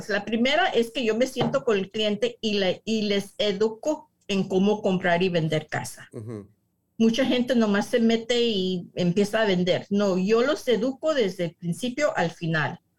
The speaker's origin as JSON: {"language": "Spanish", "town": "San Diego", "region": "California", "country": "United States", "tie": "born or raised there", "said": "yo soy mexicana, pero nacida aquí en San Diego. Mis padres son de Guadalajara, Jalisco, en un pueblito que se llama Yahualica."}